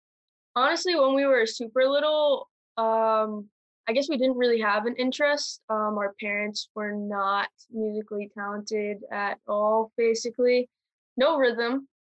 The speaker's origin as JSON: {"language": "English", "town": "Marlborough", "region": "Massachusetts", "country": "United States", "said": "Yes, and we are from Massachusetts, Marlborough."}